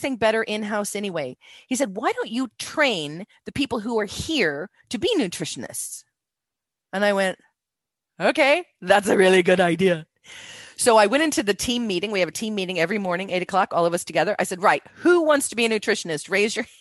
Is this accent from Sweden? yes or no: no; United States; moved away; I'm from America